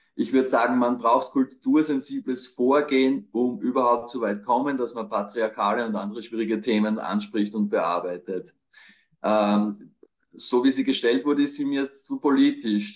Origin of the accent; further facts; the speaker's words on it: Burgenland, Austria; moved away; also born or lived in Graz; ich komme aus dem Burgenland